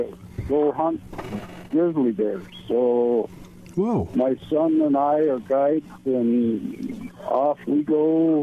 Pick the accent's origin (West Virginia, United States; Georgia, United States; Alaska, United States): Alaska, United States; I'm a Alaskan Eskimo, I guess you call it.